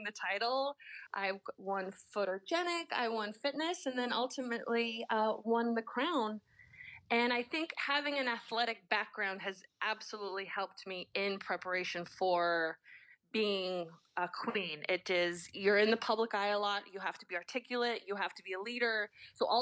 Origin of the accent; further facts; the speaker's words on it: Southern California, United States; I grew up in Southern California